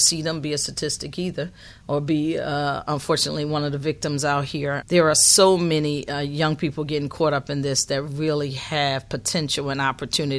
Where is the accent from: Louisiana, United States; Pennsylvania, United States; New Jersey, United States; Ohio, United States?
Pennsylvania, United States; Philadelphia; I'm born and bred in North Philadelphia